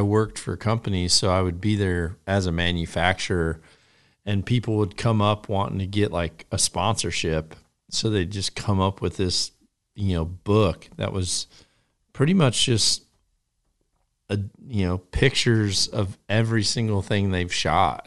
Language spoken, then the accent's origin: English; United States; moved away; also born or lived in Iowa; I came from Wisconsin in northern Illinois